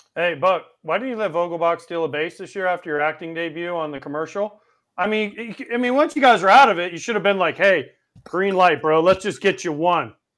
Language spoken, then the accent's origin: English; Florida, United States; also born or lived in Orlando, Florida / New York; I, I, moved here when I was two. I don't consider myself from New York. I, I'm, I'm from Florida.